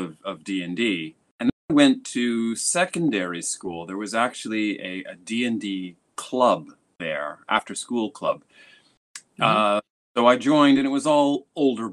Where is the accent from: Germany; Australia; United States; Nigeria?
United States; moved away as an adult; now in Tokyo, Japan; I'm an American, but I've been living in Japan for the last 20 years. Currently, I'm right in Tokyo